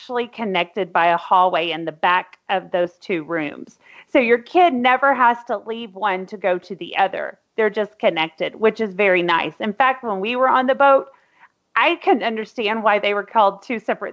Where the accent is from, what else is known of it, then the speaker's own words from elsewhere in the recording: Arkansas, United States; I'm from Arkansas, though, and I say New Orleans